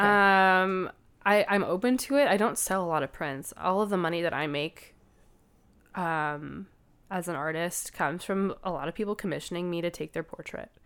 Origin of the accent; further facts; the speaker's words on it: Canada; I'm a photographer from Canada, a queer photographer from Canada